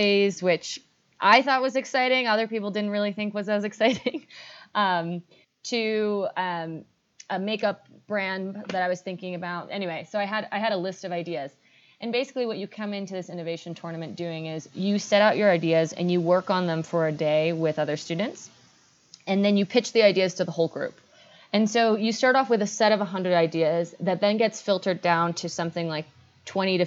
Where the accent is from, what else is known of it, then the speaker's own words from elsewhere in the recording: New York, United States; also born or lived in northern Chile; I was initially born in the north of Chile. Actually, my mom's Chilean and my father's British. I grew up in New York